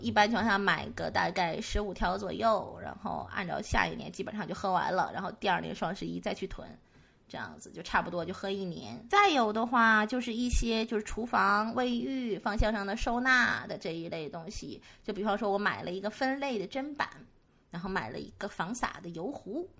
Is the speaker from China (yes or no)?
yes; Northeast China, China; moved away; also born or lived in Guangdong; 用我们东北话讲